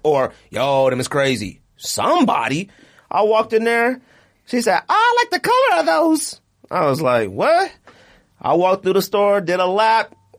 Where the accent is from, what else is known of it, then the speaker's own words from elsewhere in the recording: Arizona, United States; I'm from Arizona